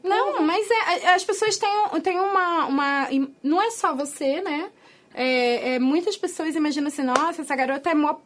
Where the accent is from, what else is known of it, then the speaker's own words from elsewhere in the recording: Rio de Janeiro, Brazil; a gente é carioca